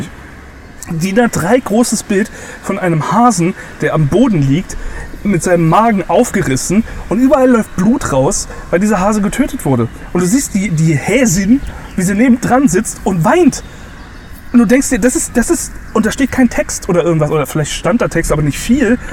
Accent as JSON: {"language": "German", "region": "Saarland", "country": "Germany", "moved": "yes", "lives_now": "Bavaria, Germany", "said": "ich komme zum Beispiel aus, aus dem Saarland"}